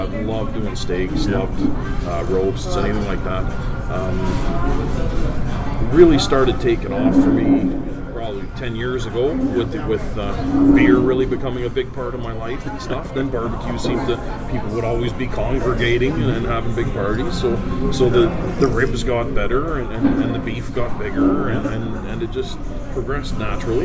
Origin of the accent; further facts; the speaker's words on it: Edmonton, Alberta, Canada; born and raised in Edmonton